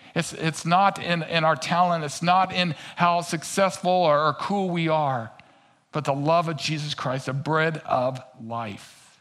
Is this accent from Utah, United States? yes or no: no; Kansas City, Missouri, United States; accent: twang; also born or lived in Albuquerque, New Mexico; now in Minnesota, United States; I'm originally from Kansas City